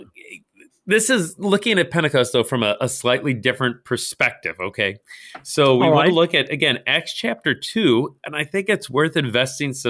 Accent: St. Louis, Missouri, United States; also born or lived in Nebraska; I grew up here in St. Louis. I'm a St. Louis native

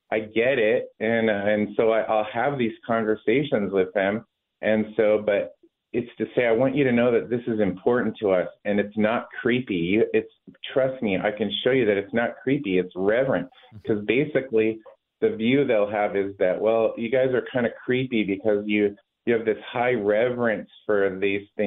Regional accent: Washington, United States; moved away as an adult; now in Oregon, United States; I grew up in Washington. Family's from Alaska. My wife and I made Oregon our home many years ago.

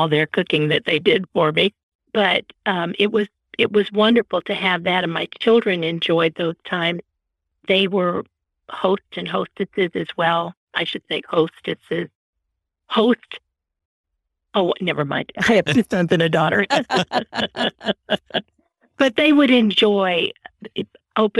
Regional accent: Florida, United States; moved away as an adult; also born or lived in Chicago, Illinois / Wichita Falls, Texas / Austin, Texas; now in Missouri, United States; I was born in Chicago, grew up in Florida, went to Texas to college

